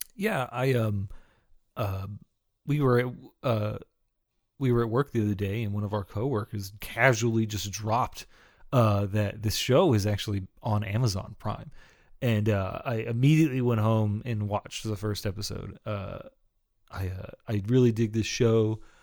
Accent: Texas, United States

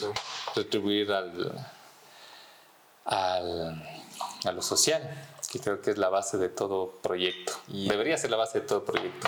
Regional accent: Ibarra, Imbabura, Ecuador; moved away as an adult; now in Quito, Ecuador; crecí en Ibarra

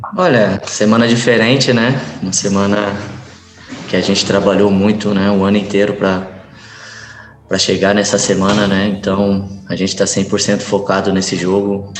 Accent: Mogi Guaçu, São Paulo, Brazil; moved away; É uma cidade onde eu nasci, uma cidade que que me ajudou bastante, né? Onde comecei a jogar futebol

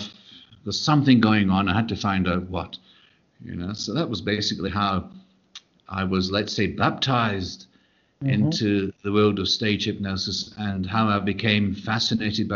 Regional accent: Glasgow, Scotland, United Kingdom; being a Glaswegian.

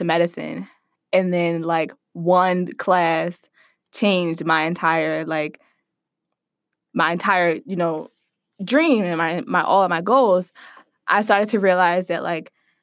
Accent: Philadelphia, Pennsylvania, United States; I grew up in the Germantown section of Philadelphia

